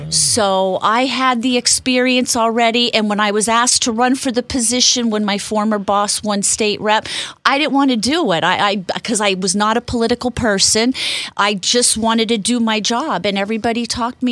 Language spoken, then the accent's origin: English; Shavertown, Pennsylvania, United States; moved away as an adult; now in Monroe County, United States; I'm from the Luzerne County area, Back Mountain, Shavertown